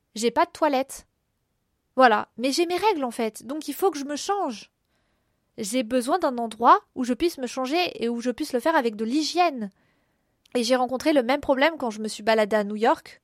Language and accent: French; France; Nous, les Français